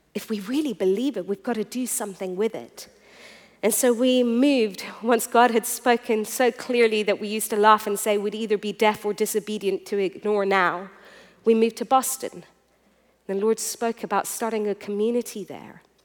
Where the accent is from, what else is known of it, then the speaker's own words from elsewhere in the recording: Iran; I'm a third generation preacher, and I was born in Iran